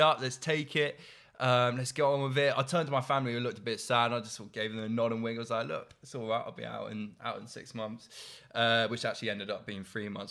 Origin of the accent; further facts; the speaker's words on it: Oxfordshire, South East England, United Kingdom; I'm from Oxon.